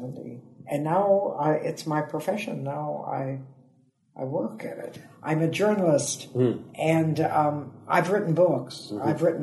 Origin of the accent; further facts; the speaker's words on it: Toledo, Ohio, United States; moved away as an adult; also born or lived in San Francisco, California; now in United Kingdom; I'm from Toledo, Ohio